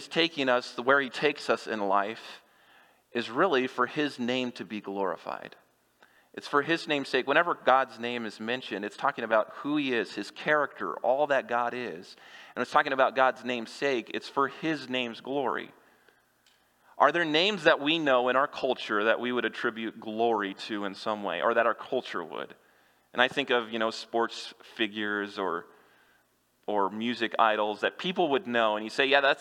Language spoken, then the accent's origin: English; Kansas, United States; moved away; I grew up in Kansas